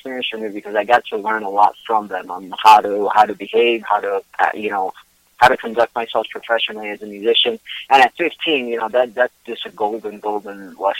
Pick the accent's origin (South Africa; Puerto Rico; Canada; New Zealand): Puerto Rico; moved away; I'm originally from Puerto Rico, but I've lived in and out of Puerto Rico all my life.